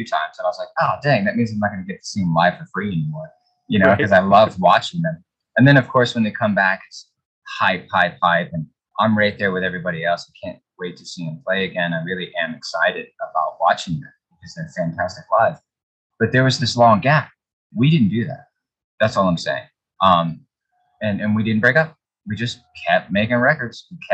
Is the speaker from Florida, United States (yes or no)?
yes; Florida, United States; We're from Florida